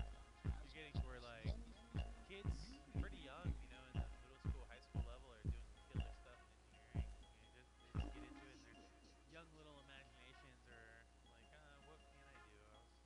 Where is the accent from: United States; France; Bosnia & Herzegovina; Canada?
United States; East Coast; Like, I play music, and I'm a transplant from the East Coast, and I've got friends that play